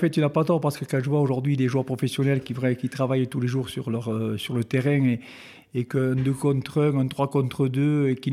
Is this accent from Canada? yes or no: no; Betpouy, Occitania, France; also born or lived in Lourdes; pas né à Betpouy, je suis originaire de Betpouy, je ah. suis né à Lourdes.